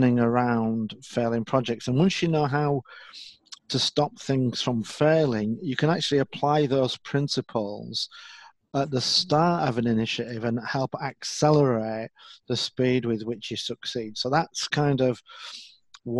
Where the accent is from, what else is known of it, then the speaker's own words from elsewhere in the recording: Leeds, Yorkshire and the Humber, United Kingdom; I'm from Leeds in the north of England.